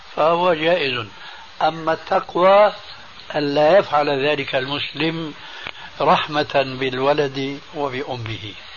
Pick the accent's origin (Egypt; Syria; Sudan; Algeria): Syria; عندنا في سوريا